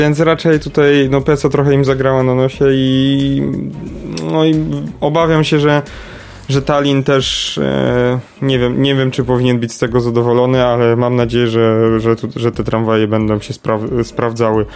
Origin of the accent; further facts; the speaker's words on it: Kraków, Lesser Poland, Poland; ja jestem z Krakowa